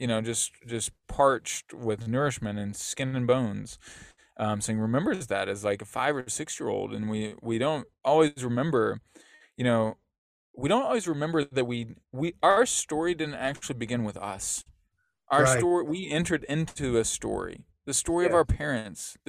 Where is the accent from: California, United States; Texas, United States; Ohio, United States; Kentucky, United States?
Kentucky, United States; Lexington; I grew up in Lexington, Kentucky